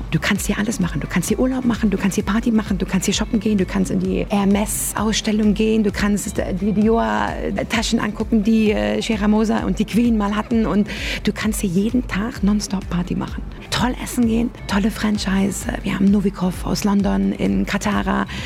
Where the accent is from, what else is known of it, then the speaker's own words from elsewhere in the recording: Berlin, Germany; Also ich bin ja aus Berlin, die U-Bahn.